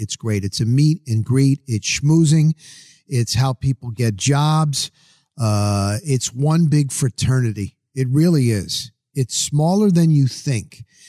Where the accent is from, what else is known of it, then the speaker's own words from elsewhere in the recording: New Jersey, United States; also born or lived in Denver, Colorado; now in Tampa Bay, United States; I'm from Jersey.